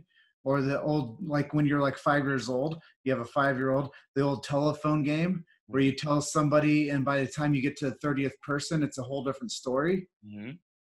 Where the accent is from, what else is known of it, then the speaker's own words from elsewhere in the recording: Davenport, Iowa, United States; I was born and raised in Davenport, Iowa